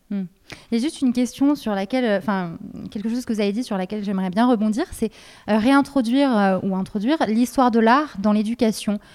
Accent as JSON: {"language": "French", "town": "Lyon", "region": "Auvergne-Rhône-Alpes", "country": "France", "said": "Je suis lyonnaise"}